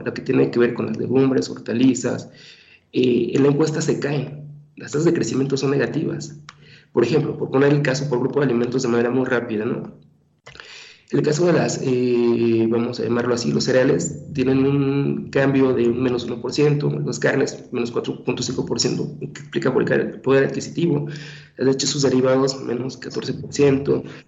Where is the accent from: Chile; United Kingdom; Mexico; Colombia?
Mexico; como mexicanos, no somos gente delgadas